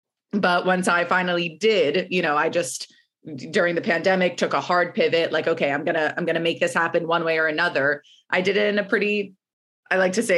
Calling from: New York City, New York, United States; I am calling in from Brooklyn, New York this morning.

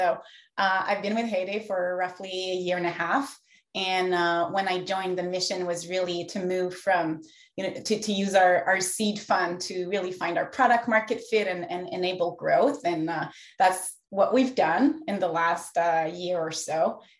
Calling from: Montreal, Quebec, Canada; Yes, I'm in Montreal today.

